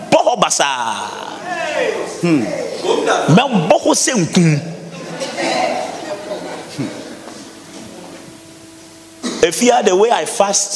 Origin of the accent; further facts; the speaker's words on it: Ghana; now in Accra, Ghana; You saw where I come from. You saw the place. You saw where they keep all the gods, the shrines, the stools, everywhere. In my hometown, you went.